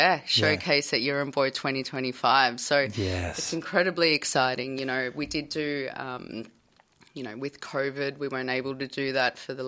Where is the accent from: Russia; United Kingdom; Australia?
Australia; Victoria; being Taungurung from here, Victoria, and then being Filipino